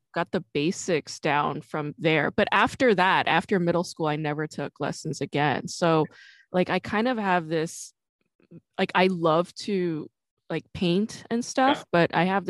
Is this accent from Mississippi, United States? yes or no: no; New York, United States; I'm from New York oh, originally